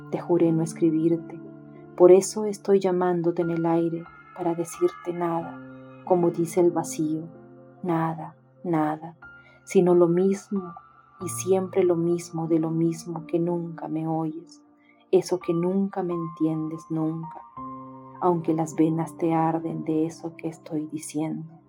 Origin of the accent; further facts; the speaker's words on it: Peru; Hola, ¿cómo están? … soy de Perú